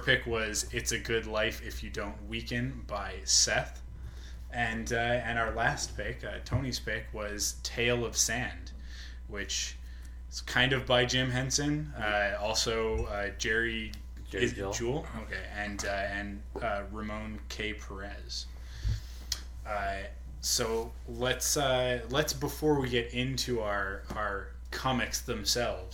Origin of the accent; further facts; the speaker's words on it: Richmond, British Columbia, Canada; also born or lived in Penticton; I'm also from Richmond, but lived the first 10 years of my life in Richmond and then in Penticton.